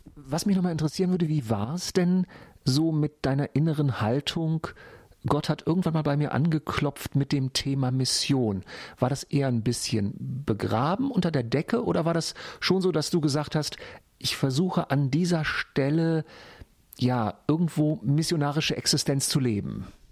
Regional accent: Hanover, Lower Saxony, Germany; in meiner Heimatstadt Hannover

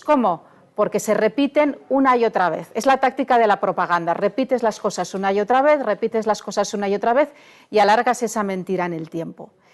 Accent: Barcelona, Catalonia, Spain; En Barcelona, de donde yo soy

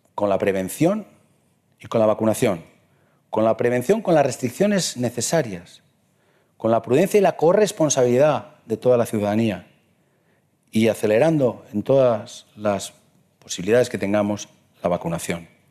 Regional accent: Morella, Valencian Community, Spain; also born or lived in Madrid; nací en Morella, donde he sido diecisiete años alcalde

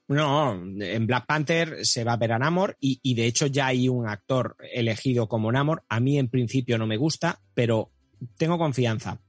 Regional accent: Catalonia, Spain; soy catalán

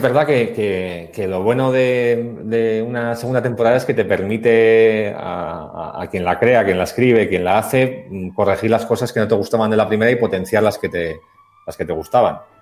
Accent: Basque Country, Spain; somos los dos vascos

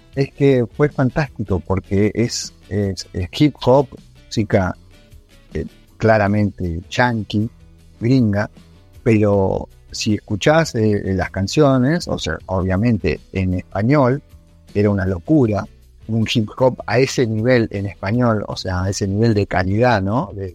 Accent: Argentina

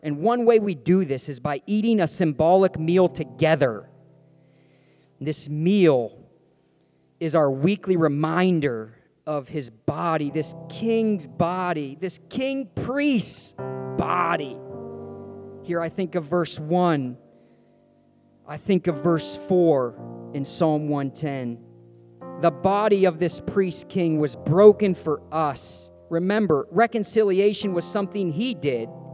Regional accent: Meadville, Pennsylvania, United States; I'm from Meadville, Pennsylvania, the home of channel lock pliers made fiercely tough in Meadville, Pennsylvania

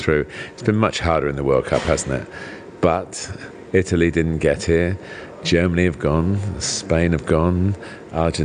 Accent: England, United Kingdom; I'm English

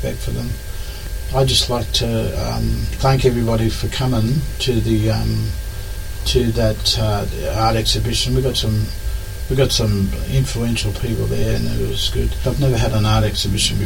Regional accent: Katherine region, Northern Territory, Australia; also born or lived in Penrith, New South Wales / Darwin / Yirrkala; I come from the Katherine region

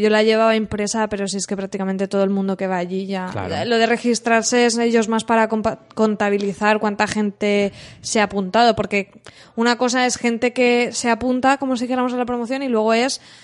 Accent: San Vicente del Raspeig, Valencian Community, Spain; also born or lived in Alicante; nosotros somos de Alicante, pero yo he ido al cole y tal en San Vicente, yo he ido desde pequeña

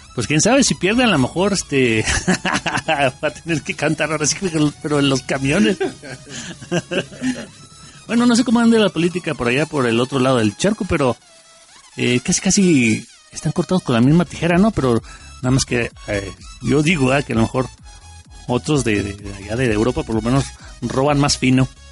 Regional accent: Mexico; como buenos mexicanos.

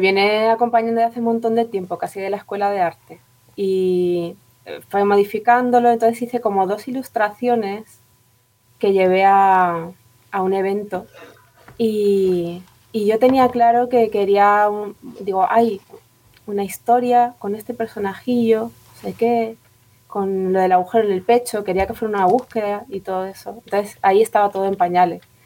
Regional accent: Madrid, Community of Madrid, Spain; now in Tenerife, Spain; Yo nací en Madrid, pero me vine para acá, pero llevo ya aquí viviendo 20 años

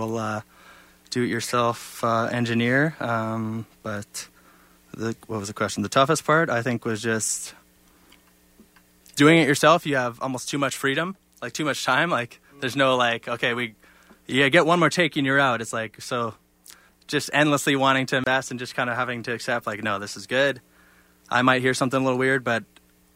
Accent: Lethbridge, Alberta, Canada; my hometown of Lethbridge

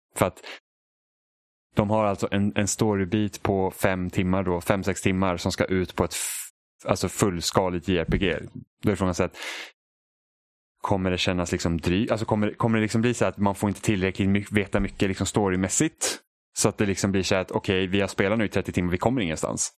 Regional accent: Sweden; vi är svenskar

